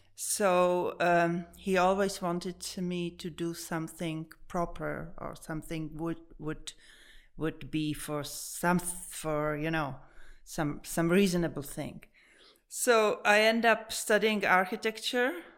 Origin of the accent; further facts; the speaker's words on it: Prague, Czechia; Born and raised here